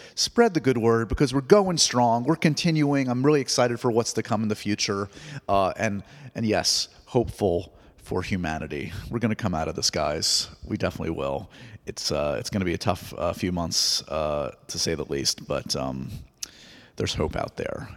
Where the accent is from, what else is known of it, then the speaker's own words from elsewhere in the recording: New York, United States; I grew up in New York.